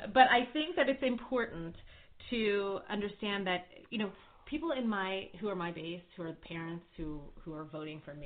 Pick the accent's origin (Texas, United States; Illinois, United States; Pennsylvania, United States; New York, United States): Pennsylvania, United States; Philadelphia; moved away as an adult; now in Maryland, United States; I grew up in Philadelphia